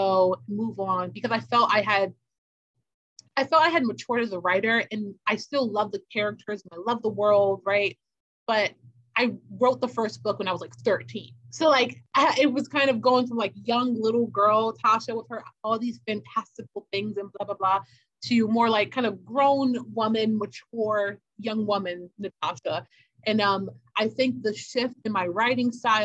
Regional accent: Baltimore, Maryland, United States; who lives in Baltimore City, which is my hometown

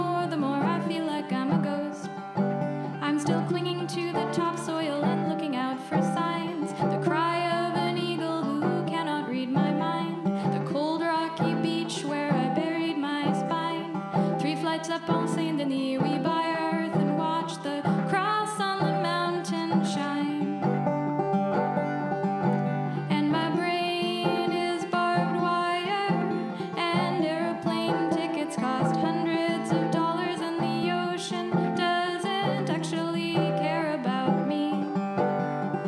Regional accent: British Columbia, Canada; now in Montreal, Canada; I'm from BC. I'm from the West Coast.

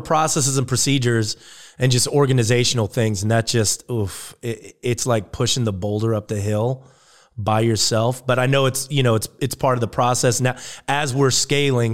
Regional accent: Germany; moved away; I grew up in Germany

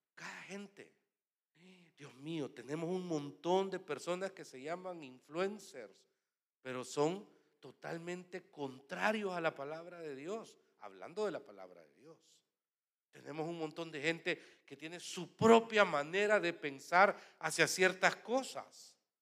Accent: El Salvador

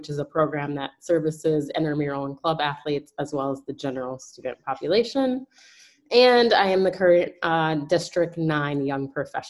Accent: Detroit, Michigan, United States; moved away as an adult; now in Miami, United States; I am originally from Detroit, Michigan, but I reside in Miami, Florida now.

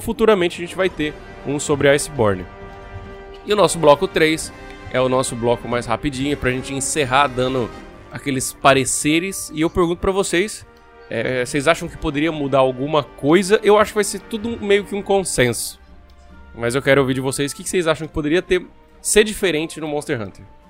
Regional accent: Brazil; nós somos brasileiros

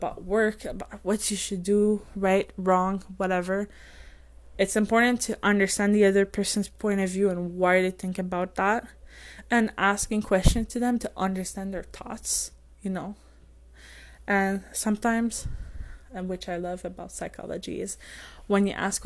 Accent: France; English is a second language; I'm French and English is not my first language

